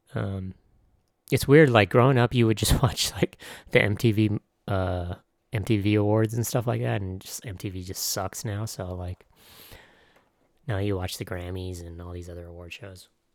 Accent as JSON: {"language": "English", "town": "San Diego", "region": "California", "country": "United States", "said": "I was from San Diego"}